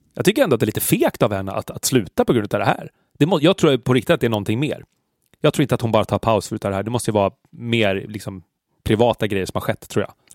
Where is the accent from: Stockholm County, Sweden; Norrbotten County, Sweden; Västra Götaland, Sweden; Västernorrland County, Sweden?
Stockholm County, Sweden; Stockholm; Jag är uppvuxen på Söder